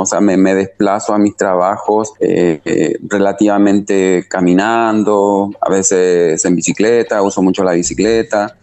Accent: Chile; also born or lived in Argentina; now in Asunción, Paraguay; yo nací en Chile, eh, luego estuve un tiempo estudiando en Argentina también y luego eh, anclé acá en, Asunción.

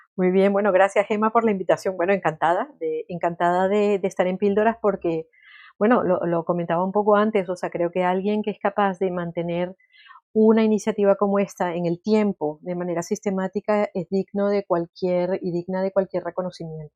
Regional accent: Venezuela; now in Spain; Yo nací en Venezuela, llevo viviendo en España muchísimos años

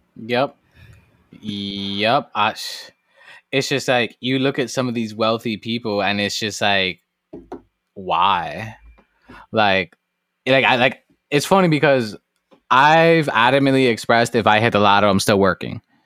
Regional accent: New York City, New York, United States; moved away; born and raised in the South Bronx

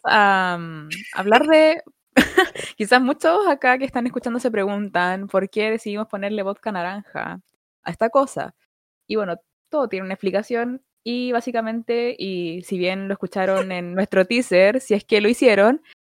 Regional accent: Santiago, Santiago Metropolitan Region, Chile; soy de Santiago, de la comuna de Budahuel

